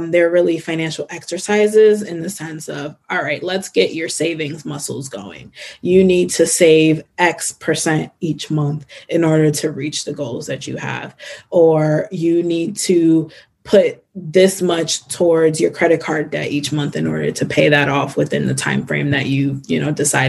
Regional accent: Newark, New Jersey, United States; I grew up in Newark, New Jersey.

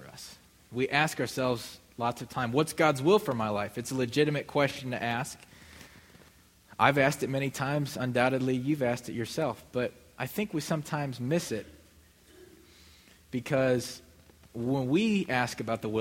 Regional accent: Midwest, United States; moved away as an adult; now in Mississippi, United States; I would call Midwesterner.

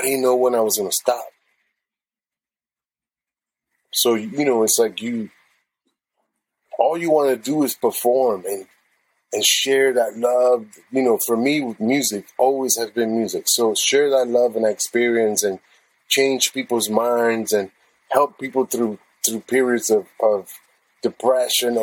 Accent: San Juan, Puerto Rico; English is a second language; moved away; also born or lived in Arecibo, Puerto Rico / Chicago; I grew up in Bayamon and San Juan, the metropolitan area.

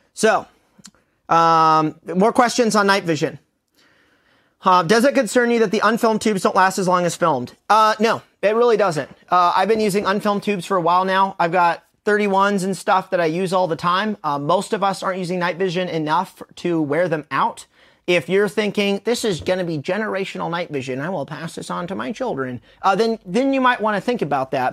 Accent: United States; we're American

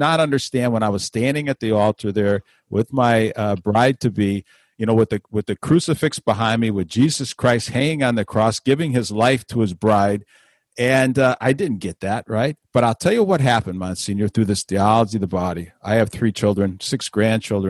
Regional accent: Chicago, Illinois, United States; when I was a young boy growing up in Chicago

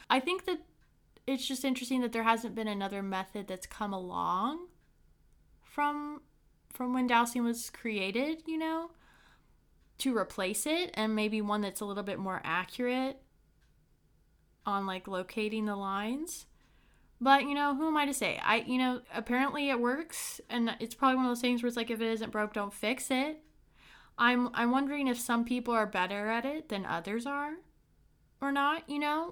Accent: Brown County, Indiana, United States; from my small hometown, Brown County in Indiana

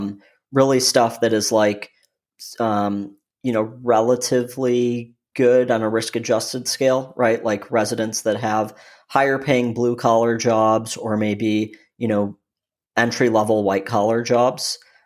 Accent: Michigan, United States; now in Austin, United States; Originally, I'm from Michigan, born and raised there, you know, now living in beautiful Austin, Texas.

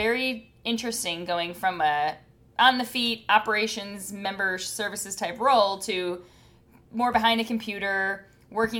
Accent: Wisconsin, United States; moved away; I am from Wisconsin, so you may hear my accent

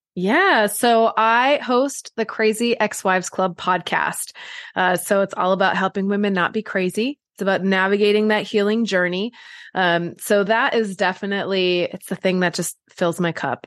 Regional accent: Wisconsin, United States; moved away as an adult; also born or lived in California; I grew up in Wisconsin, but then I moved to California for college

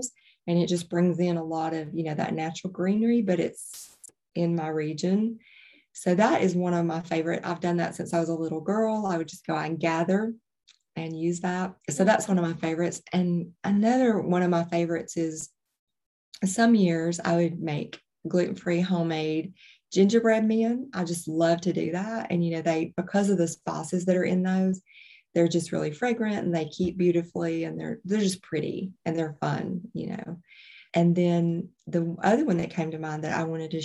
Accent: Alabama, United States; I'm from Alabama originally

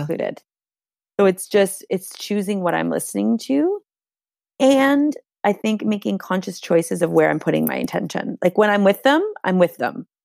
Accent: Canada; first language Hungarian; English is a second language; first generation Canadian, my, like, my first language here was Hungarian. I went to Catholic school

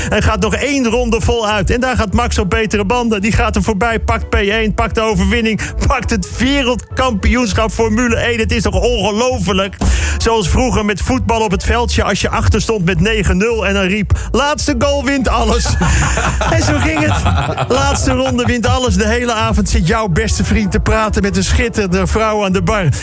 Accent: Amsterdam, North Holland, Netherlands; Ik kom uit Amsterdam

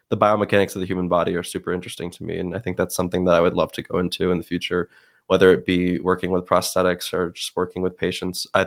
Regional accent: Westmoreland, New York, United States; also born or lived in Syracuse, New York / Hudson Falls, New York / Watertown, New York; I also moved from there to Watertown, but then uh, I lived the majority of my life in um, Westmoreland or Rome, New York.

